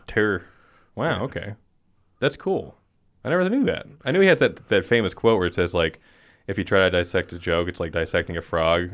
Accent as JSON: {"language": "English", "town": "Rock Springs", "region": "Wyoming", "country": "United States", "tie": "born or raised there", "said": "I was born in Rock Springs, Wyoming, which is just a hellhole."}